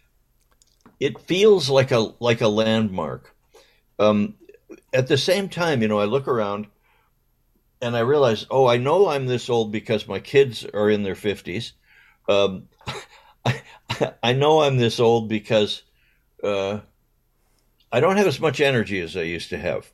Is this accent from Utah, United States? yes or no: no; Southern California, United States; also born or lived in Westchester, Los Angeles; growing up in Southern California.